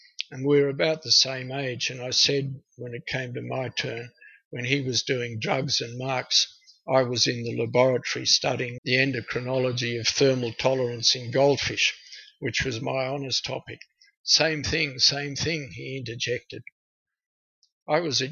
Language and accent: English; Canberra, Australian Capital Territory, Australia; also born or lived in Tokyo, Japan; I grew up in Canberra